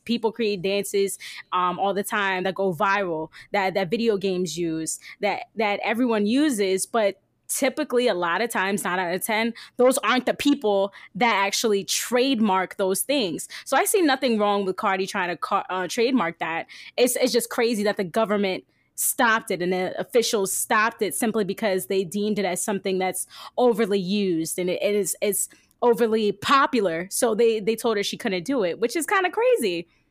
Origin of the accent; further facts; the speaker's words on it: New Jersey, United States; also born or lived in Virginia; now in Indianapolis, United States; I'm from New Jersey